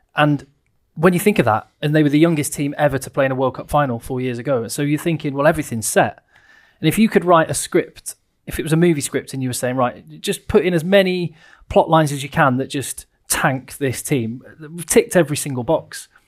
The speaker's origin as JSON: {"language": "English", "region": "England", "country": "United Kingdom", "said": "as an Englishman."}